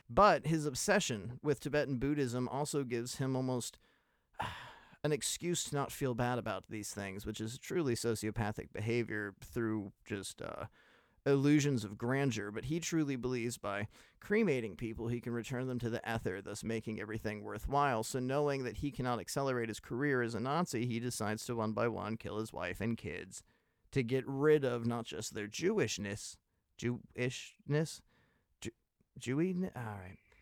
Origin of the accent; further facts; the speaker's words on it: United States; I'm an American